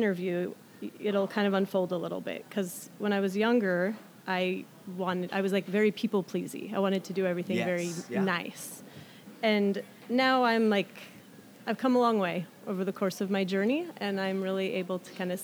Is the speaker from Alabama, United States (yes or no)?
no; Oak Harbor, Washington, United States; also born or lived in Southern California; Oak Harbor, Washington was where I spent most of my growing up.